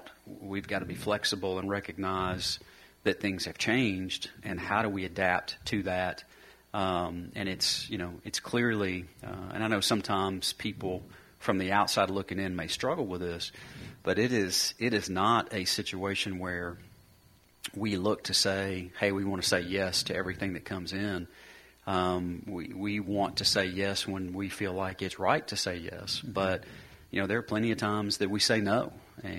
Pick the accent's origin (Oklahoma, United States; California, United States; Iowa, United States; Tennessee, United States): Tennessee, United States; Murfreesboro; I grew up in Murfreesboro where I'm here